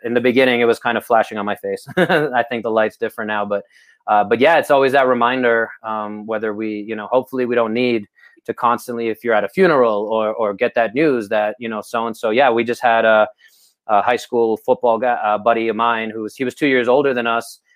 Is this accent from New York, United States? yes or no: yes; New York City, New York, United States; I grew up in Brooklyn